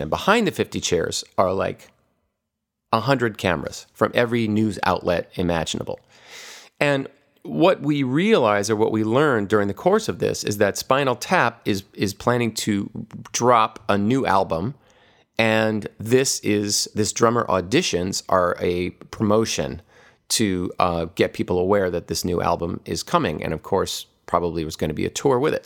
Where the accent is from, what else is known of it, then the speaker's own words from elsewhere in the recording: Hawaii, United States; when I was a kid growing up in Hawaii